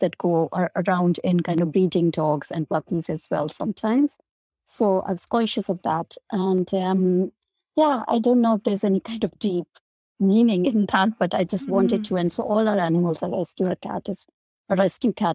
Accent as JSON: {"language": "English", "country": "India", "tie": "born or raised there", "moved": "yes", "said": "I grew up in India"}